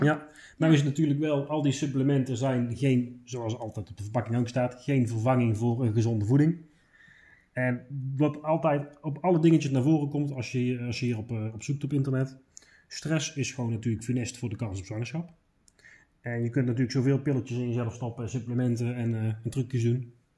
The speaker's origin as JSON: {"language": "Dutch", "country": "Netherlands", "said": "wij als Nederlanders"}